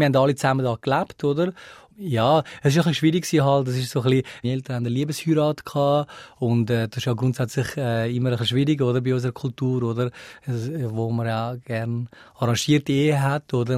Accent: Switzerland; also born or lived in Sri Lanka; ich bin eigentlich äh, äh Schweizer

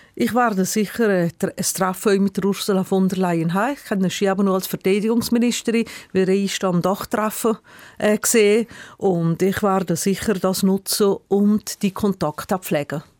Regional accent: Brig-Glis, Valais, Switzerland; in Briglis, meiner Heimatgemeinde

